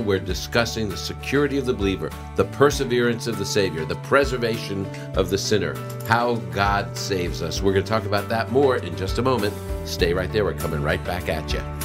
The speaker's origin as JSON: {"language": "English", "region": "New England", "country": "United States", "said": "I'm from New England"}